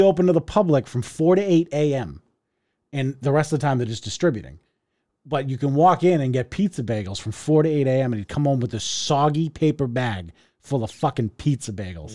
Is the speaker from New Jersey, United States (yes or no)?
no; Revere, Massachusetts, United States; I grew up in Revere